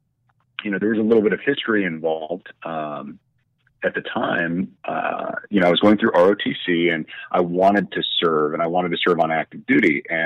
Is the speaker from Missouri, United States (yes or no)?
no; Sioux Falls, South Dakota, United States; also born or lived in Germany; So I spent kind of my first 12 years as a military brat growing up in Germany. And then my parents retired to Sioux Falls, South Dakota, which is where I went to middle school and high school.